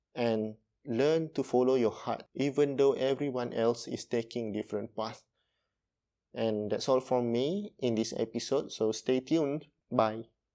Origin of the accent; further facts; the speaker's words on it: Malaysia; from Malaysia